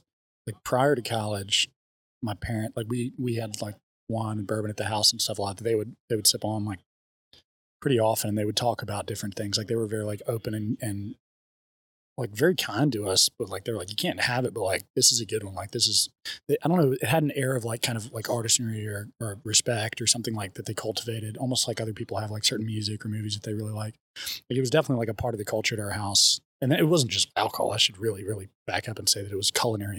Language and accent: English; Mobile, Alabama, United States; moved away; also born or lived in Tennessee; growing up in Mobile